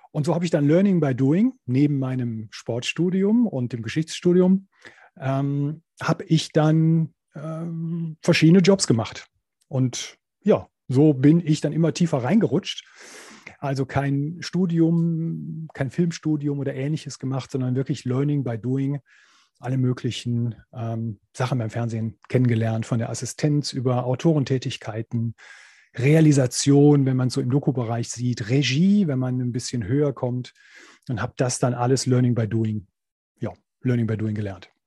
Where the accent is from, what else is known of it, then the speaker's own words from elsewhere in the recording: Wuppertal, North Rhine-Westphalia, Germany; born there; also born or lived in Cologne; bin dann nach Köln gegangen, also von Wuppertal aus, da wo ich geboren bin, bin dann nach Köln gegangen